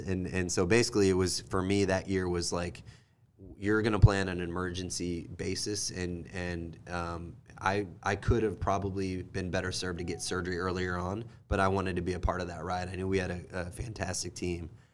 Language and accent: English; Kansas City, United States; also born or lived in Kentucky; I am from Kansas City, born and raised